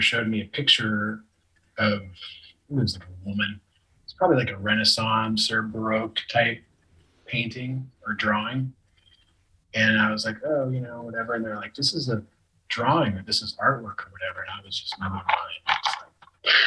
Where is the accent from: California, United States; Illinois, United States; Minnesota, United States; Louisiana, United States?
California, United States; San Francisco Bay Area; also born or lived in Santa Cruz, California / Ashland, Oregon / Hermosa Beach, California / Los Angeles, California; my mom and I moved just south of San Francisco, and I lived there for most of my childhood.